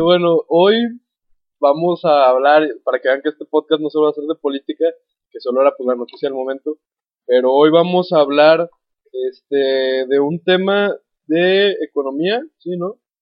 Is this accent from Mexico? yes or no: yes; Mexico